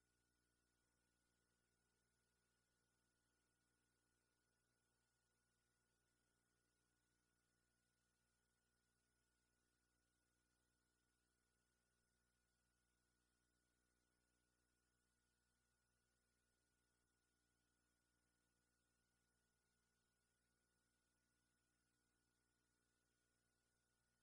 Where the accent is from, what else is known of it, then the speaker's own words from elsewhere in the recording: Alexandria, Louisiana, United States; moved away as an adult; also born or lived in New Orleans area; I grew up in Alexandria, Louisiana